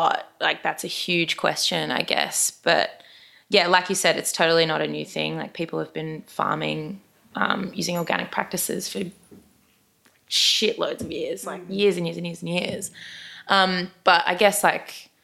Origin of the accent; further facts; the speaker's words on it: Brisbane, Queensland, Australia; I am from Brisbane.